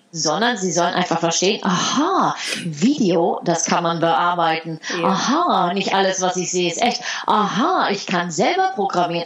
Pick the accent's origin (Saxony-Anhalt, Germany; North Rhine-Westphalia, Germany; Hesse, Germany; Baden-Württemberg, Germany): Baden-Württemberg, Germany; Heidelberg; moved away as an adult; also born or lived in Netherlands; ich bin in Heidelberg aufgewachsen